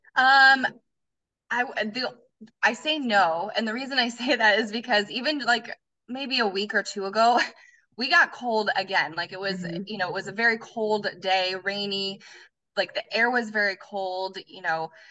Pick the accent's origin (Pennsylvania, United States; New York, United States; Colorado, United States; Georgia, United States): Colorado, United States; moved away as an adult; now in Arizona, United States; I was born and raised in Colorado, and I lived there all through growing up and, and into high school